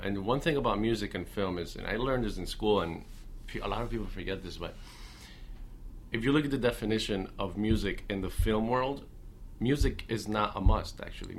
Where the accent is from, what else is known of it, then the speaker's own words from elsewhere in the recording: Miami, Florida, United States; Well, I'm from Miami.